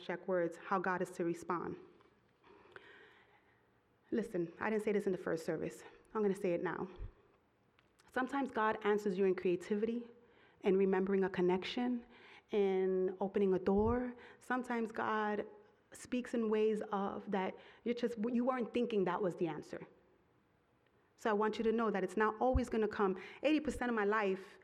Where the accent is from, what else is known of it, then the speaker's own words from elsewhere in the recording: New York City, New York, United States; I come from Brooklyn